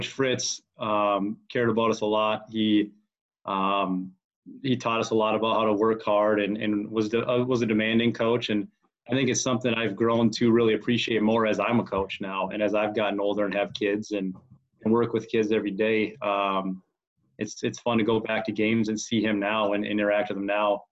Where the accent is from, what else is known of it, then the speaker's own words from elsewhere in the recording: Rice, Minnesota, United States; I grew up in Rice, Minnesota